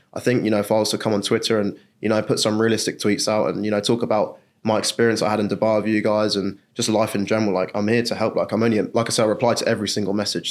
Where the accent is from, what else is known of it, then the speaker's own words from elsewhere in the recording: England, United Kingdom; I'm from England